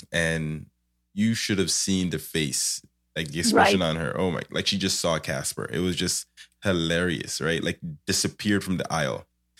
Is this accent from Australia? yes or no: no; Jamaica; for me that I get that people usually, you know, have about me is that I'm Jamaican.